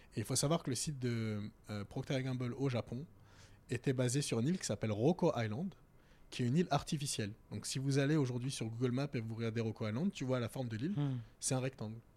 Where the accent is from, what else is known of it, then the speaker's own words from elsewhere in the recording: Val-de-Marne, Paris suburbs, Île-de-France, France; moved away as an adult; also born or lived in Strasbourg / Germany / Tokyo / London; now in Paris, France; quand tu grandis dans le 94 ou quand tu grandis en banlieue